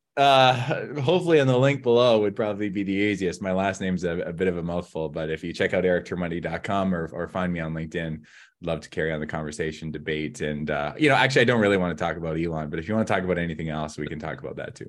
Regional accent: Southeast Kootenays, British Columbia, Canada; now in Vancouver, Canada; I'm from the Southeast Kootenays

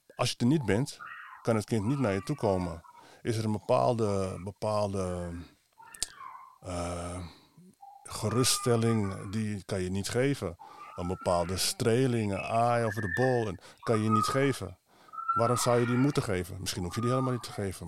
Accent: Amsterdam, North Holland, Netherlands; geboren in Amsterdam, van Surinaamse afkomst

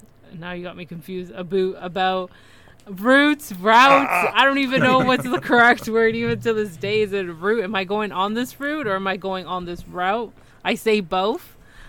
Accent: Toronto, Ontario, Canada; I am Canadian, but I'm a Torontonian, so.

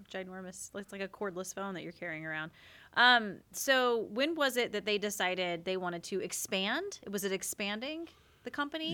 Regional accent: South Carolina, United States; now in Oregon, United States; I'm from South Carolina

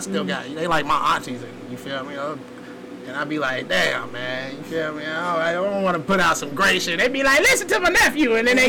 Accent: New York, United States; And I was part New Yorker for half of my life. You know what I'm saying? Because, shit, I came from New York.

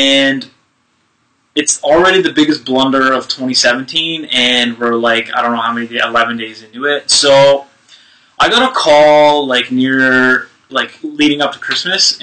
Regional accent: Montreal, Quebec, Canada; I grew up in the East End, okay? So I now live in the West End

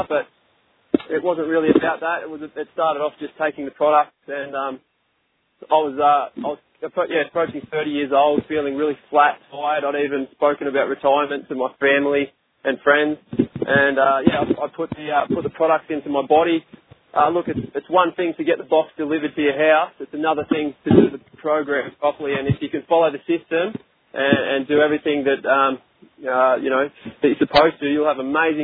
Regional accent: Australia; we're both from Australia

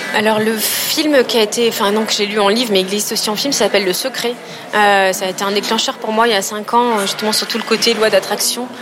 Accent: Aix-en-Provence, Provence-Alpes-Côte d'Azur, France; Je viens d'Aix-en-Provence

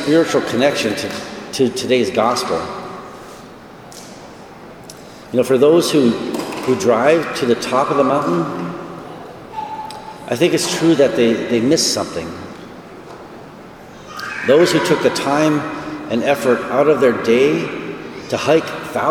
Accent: North Dakota, United States; moved away as an adult; also born or lived in Colorado; prior to moving back to my home state of North Dakota just a few weeks ago

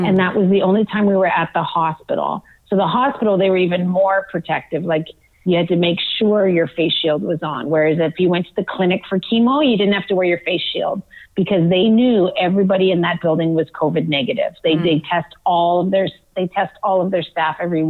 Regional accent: Manitoba, Canada; a town that I grew up in Manitoba

